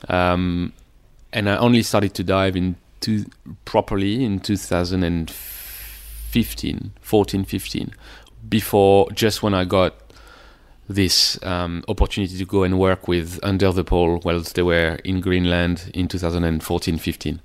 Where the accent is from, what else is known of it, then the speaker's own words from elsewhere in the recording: near Paris, Île-de-France, France; moved away; also born or lived in Sydney; I was born near Paris and it was, I came from a f- f- pretty much like middle class suburb near Paris